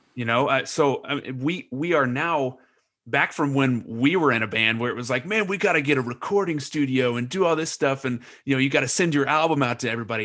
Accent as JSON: {"language": "English", "town": "Lebanon", "region": "Indiana", "country": "United States", "tie": "born or raised there", "moved": "yes", "said": "Lebanon, yes, it's my hometown and I, I still love it"}